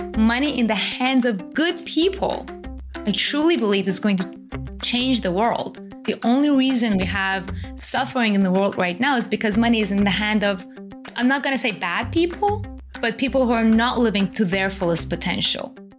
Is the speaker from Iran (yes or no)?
yes; Iran; I was born and raised in Iran